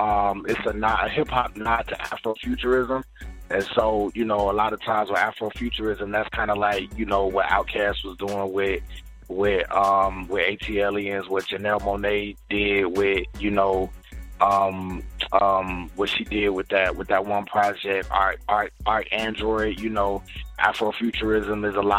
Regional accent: Jacksonville, Florida, United States; moved away as an adult; now in Atlanta, United States; I'm actually originally from Jacksonville, Florida, Duval County

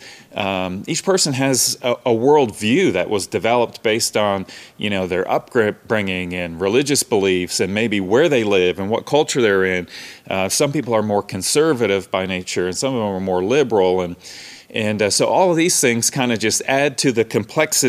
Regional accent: Canada; moved away; I grew up in Canada, the North

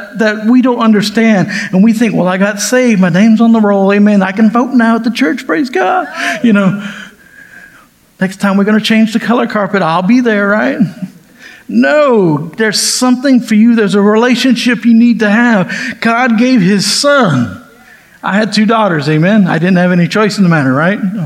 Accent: the South, United States; also born or lived in California; I've been in the South ever since

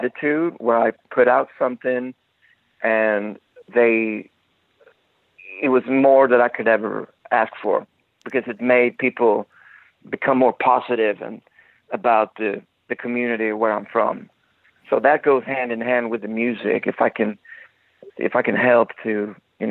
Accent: Gothenburg, Västra Götaland, Sweden; moved away; go back to my hometown

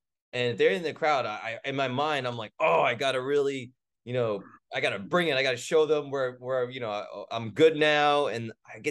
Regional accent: New York, United States; I'm from New York too

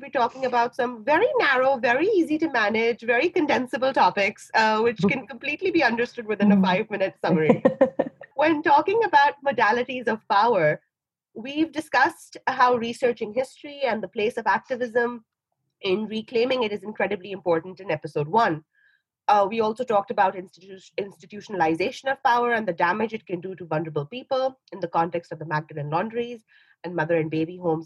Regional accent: Pakistan; moved away as an adult; now in Ireland; I am a Pakistani Muslim woman living in Ireland

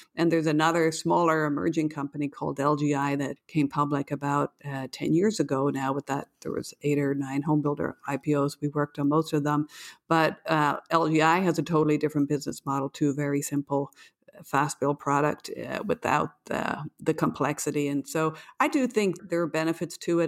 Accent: Ireland; now in New York, United States; as a fellow patriot from Ireland

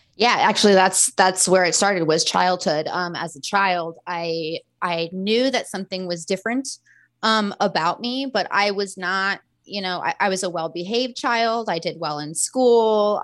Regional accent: Florida, United States; I'm from Florida

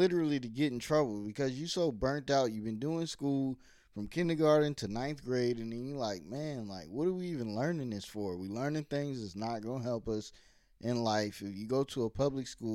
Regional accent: Virginia, United States; also born or lived in New York / New Jersey; I was born in New York, but we moved when I was like 6 to Virginia

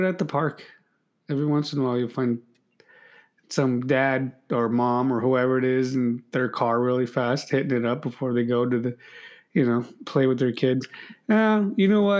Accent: California, United States; I'm a Californian

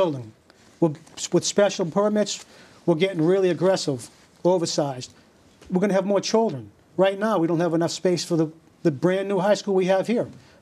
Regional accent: Leominster, Massachusetts, United States; moved away as an adult; also born or lived in New York; now in Beverly, United States; went to Leominster, Massachusetts, where I grew up, went to high school and graduated

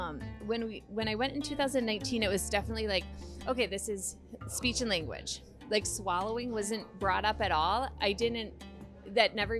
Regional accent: Muskego, Wisconsin, United States; I'm from Muskego, Wisconsin

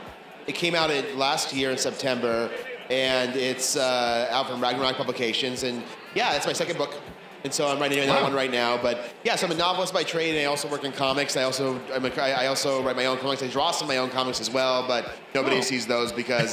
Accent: Bay Area, California, United States; We're both from the Bay Area.

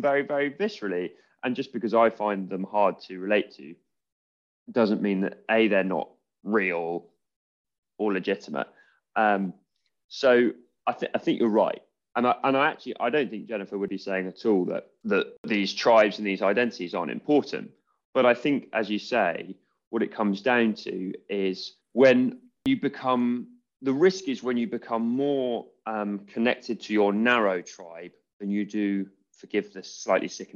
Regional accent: England, United Kingdom; I am English, I'm British

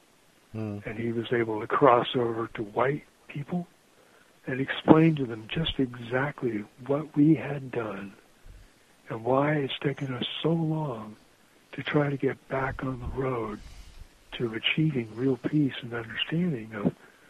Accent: Ohio, United States; also born or lived in Long Island, New York; I grew up in Ohio, and my dad had grown up in Ohio as well

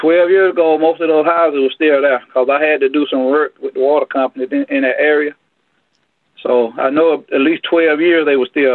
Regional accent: Greenville, South Carolina, United States; I was born and raised there, and we moved up to Frank Street in 1974.

